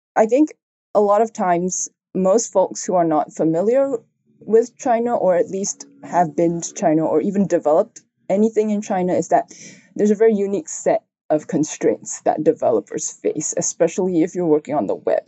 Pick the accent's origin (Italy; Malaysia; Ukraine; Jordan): Malaysia; I'm Chinese, if you can tell from my name, and so I, I grew up in Malaysia